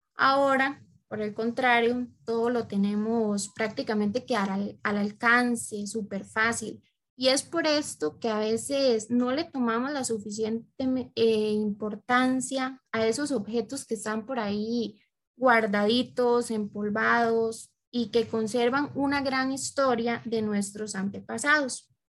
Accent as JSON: {"language": "Spanish", "country": "Costa Rica", "said": "nuestra cultura costarricense"}